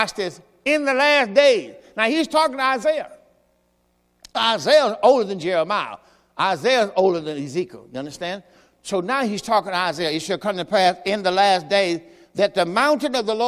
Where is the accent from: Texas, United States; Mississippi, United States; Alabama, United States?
Mississippi, United States; Greenville; I'm from Greenville, Mississippi